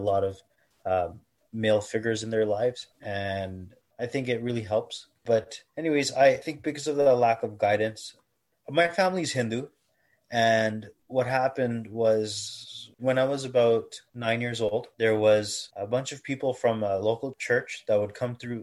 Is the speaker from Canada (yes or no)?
yes; Toronto, Ontario, Canada; I was born and raised in Toronto